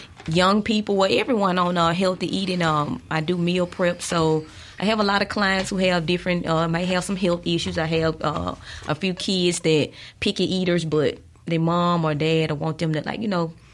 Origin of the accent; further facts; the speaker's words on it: the South, United States; growing up in the South